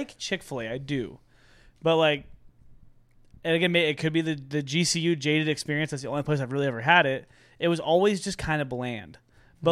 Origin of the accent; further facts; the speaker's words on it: San Diego, California, United States; That was the first time when I really realized that, like, San Diego was a cool place. Like, because for us, like, that, like, for me, this is home. Like, I grew up here